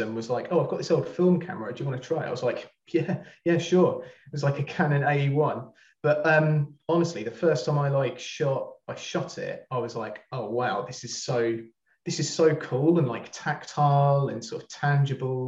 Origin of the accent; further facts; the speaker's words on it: Brighton, South East England, United Kingdom; moved away as an adult; now in Manchester, United Kingdom; I'm not from there, as you can probably tell by my accent. I'm from Brighton, but I moved up here a couple of years ago